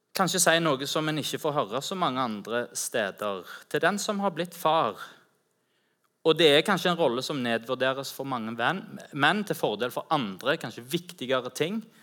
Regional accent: Rogaland, Norway; also born or lived in Ganddal; så ta meg hjem til Rogaland

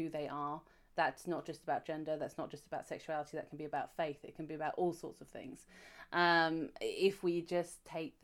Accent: United Kingdom; I'm British

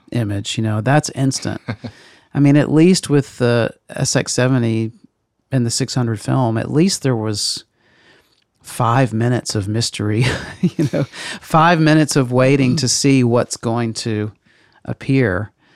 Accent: Meridian, Mississippi, United States; moved away; In Meridian, Mississippi

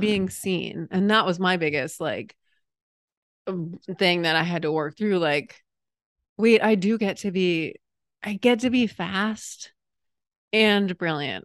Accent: New England, United States; moved away; growing up in New England

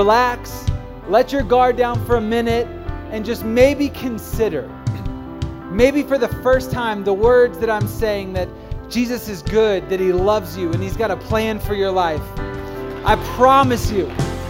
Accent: Virginia, United States; now in Denver, United States; I grew up in Virginia, and I actually lived about an hour away from T.C. Williams High School

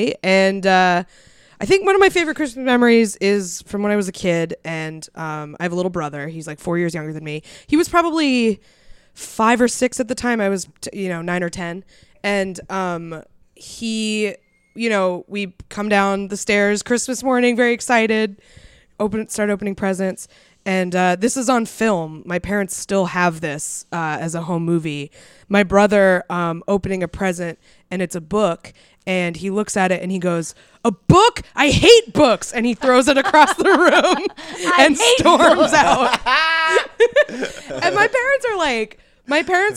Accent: New England, United States; I grew up in New England

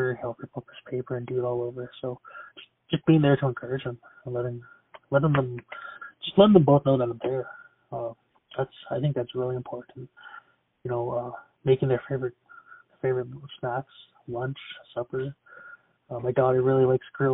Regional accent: Siksika Nation, Alberta, Canada; I'm from Siksika Nation, Alberta

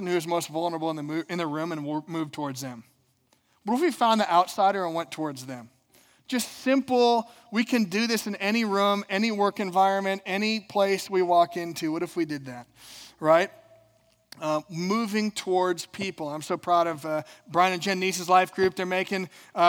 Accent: Minnesota, United States; I'm from Minnesota

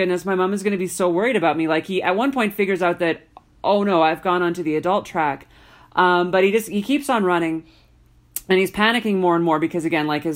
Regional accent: Alberta, Canada; growing up in Alberta

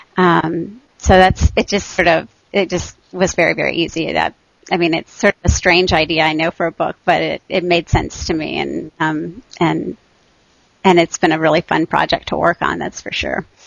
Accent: Texas, United States; moved away as an adult; also born or lived in Michigan; I grew up in Texas

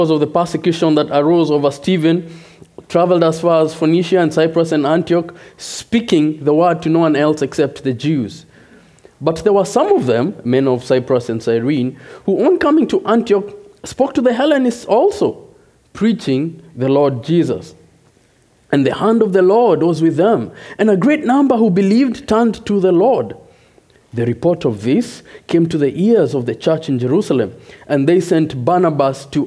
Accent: Nairobi, Kenya; moved away as an adult; also born or lived in Chicago, United States; now in Rochester, United States; I am originally from Nairobi, Kenya. Came to the U.S. 6 years ago.

